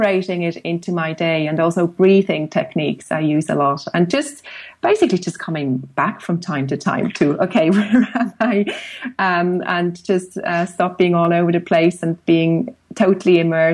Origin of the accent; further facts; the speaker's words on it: Switzerland; moved away as an adult; now in Dublin, Ireland; growing up in Switzerland and with, you know, pretty much a view to the mountains from the classroom